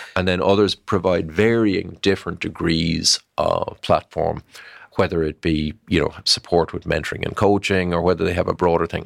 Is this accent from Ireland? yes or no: yes; Ireland; I'm an Irish guy